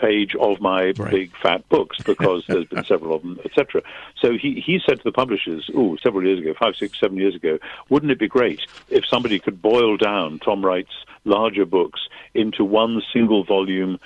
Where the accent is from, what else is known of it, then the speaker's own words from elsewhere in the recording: United Kingdom; I'm British